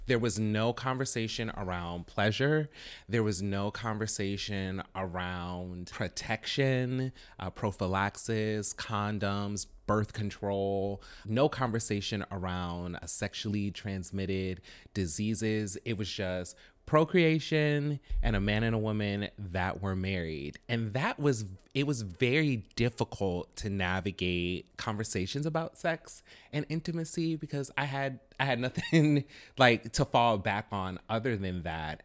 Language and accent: English; the South, United States; I'm from the South, like, born and raised in the South